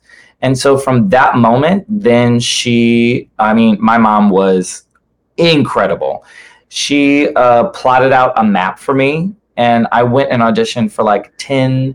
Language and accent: English; Rock Hill, Missouri, United States; my place called Rock Hill, which is where I grew up.